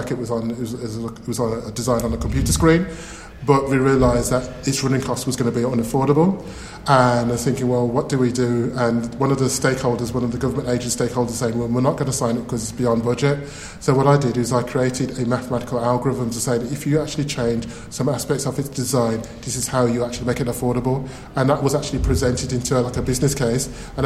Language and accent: English; Birmingham, West Midlands, United Kingdom; accent: Birmingham; Yes, I'm from Birmingham. I can say I have a Birmingham accent.